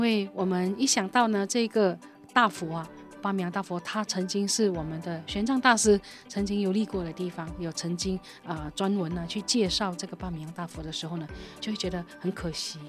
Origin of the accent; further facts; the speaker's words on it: Malaysia; also born or lived in Taiwan; 我们今天马来西亚如果说没有保存母语的文化、嗯、母语的这个教育的话，我们会变成什么呢？黄皮白心。